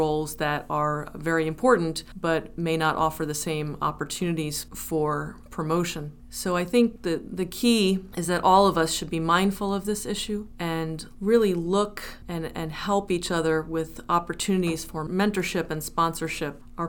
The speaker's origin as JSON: {"language": "English", "region": "New Jersey", "country": "United States", "lives_now": "New Haven, United States", "said": "I am originally from New Jersey"}